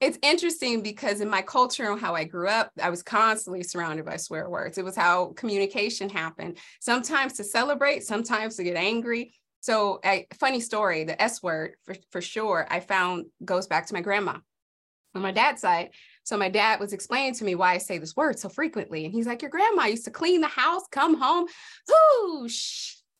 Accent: Los Angeles, California, United States; moved away as an adult; now in Idaho, United States; I grew up in South Central during the eighties and nineties.

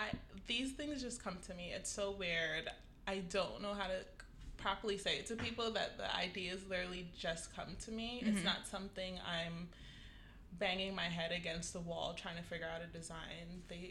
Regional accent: Fort Lauderdale, Florida, United States; moved away as an adult; now in New York, United States; I'm from Fort Lauderdale.

